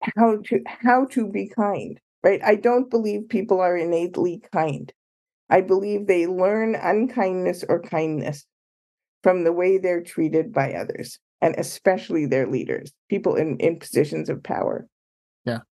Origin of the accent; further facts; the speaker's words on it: Ottawa, and Toronto, Ontario, Canada; moved away as an adult; now in Chicago, United States; I grew up in Canada, Ottawa, and Toronto.